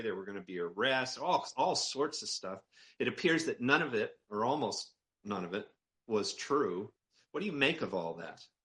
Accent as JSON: {"language": "English", "region": "Maine", "country": "United States", "said": "I'm from Maine, okay? I'm up in Maine"}